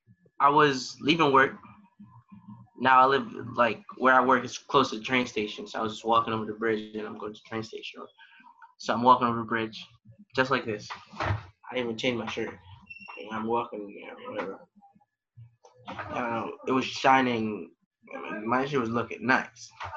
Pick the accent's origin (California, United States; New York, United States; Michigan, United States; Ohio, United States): Michigan, United States; I'm from Michigan. I don't got no money.